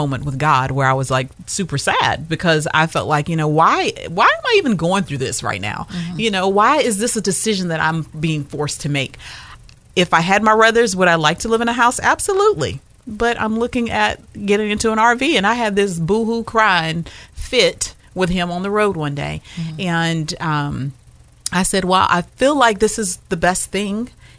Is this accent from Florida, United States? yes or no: no; North Carolina, United States; unlike the rest of us, we came from North Carolina. So we don't have a problem with letting go.